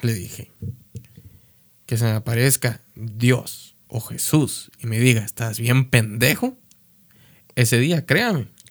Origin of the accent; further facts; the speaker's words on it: Mexico; siendo mexicano